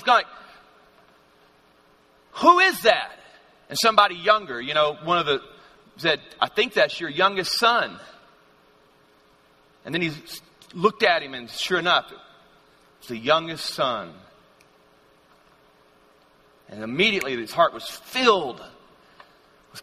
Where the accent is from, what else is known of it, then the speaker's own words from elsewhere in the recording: Louisiana, United States; growing up in Louisiana. That's where I'm from.